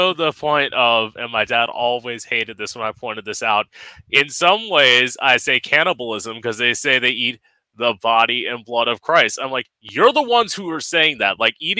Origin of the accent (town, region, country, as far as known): Florida, United States